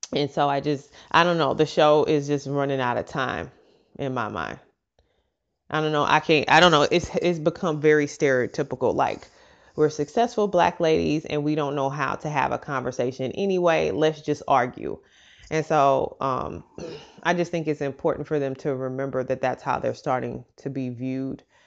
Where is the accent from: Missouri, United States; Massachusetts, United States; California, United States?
Missouri, United States; St. Louis; moved away as an adult; also born or lived in Memphis, Tennessee; we're both from St. Louis, Missouri. We both lived in Memphis